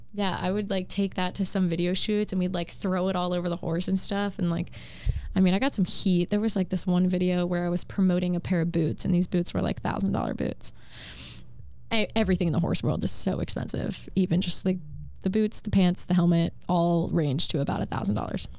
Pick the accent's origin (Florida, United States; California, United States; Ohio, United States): Florida, United States; Wellington; moved away as an adult; also born or lived in Virginia / Texas / Kentucky; since I grew up in Wellington and competing in Wellington